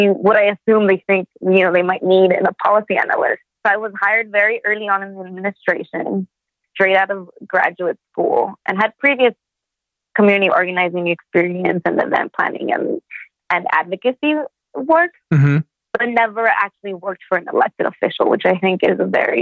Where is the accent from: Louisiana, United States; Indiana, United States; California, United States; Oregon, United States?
California, United States; Imperial County; now in Los Angeles, United States; I grew up in Imperial County.